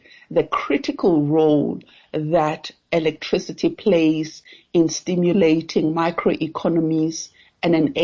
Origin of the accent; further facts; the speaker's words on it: Giyani, Limpopo, South Africa; moved away as an adult; also born or lived in Cape Town; now in Johannesburg, South Africa; I come from Giani. Giani is a small town in Limpopo, former capital of Gazankulu. That's where my family is, and that's where I grew up